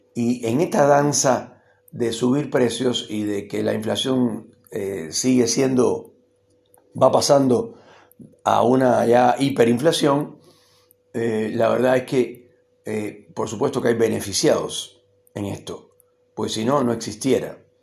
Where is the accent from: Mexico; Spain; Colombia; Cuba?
Cuba; moved away as an adult; now in Argentina; llevo tanto tiempo viviendo acá como el que viví en Cuba más o menos y considero que este país también es mi país. Además yo soy argentino naturalizado